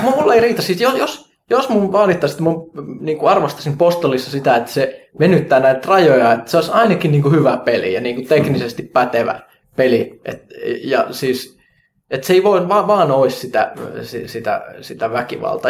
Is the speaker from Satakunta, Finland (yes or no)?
no; Kajaani, Kainuu, Finland; mä Kajaanista kotosin